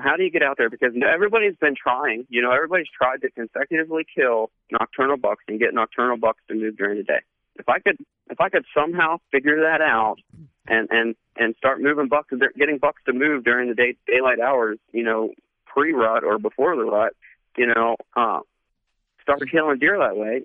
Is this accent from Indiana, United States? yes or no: no; Pennsylvania, United States; moved away; I'm from Pennsylvania originally, so we call him pap